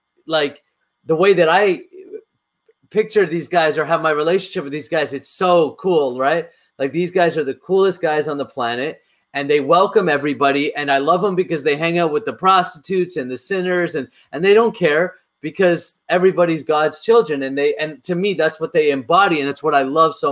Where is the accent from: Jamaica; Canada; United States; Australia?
Canada; I grew up in North America